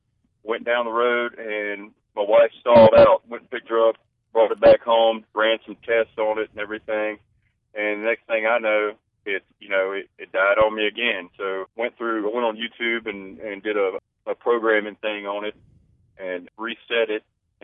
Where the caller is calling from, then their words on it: Denham Springs, Louisiana, United States; I'm in Denham Springs.